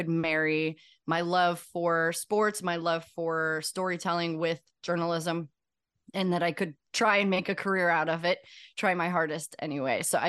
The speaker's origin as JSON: {"language": "English", "town": "St. Louis", "region": "Missouri", "country": "United States", "tie": "born or raised there", "said": "Growing up in St. Louis"}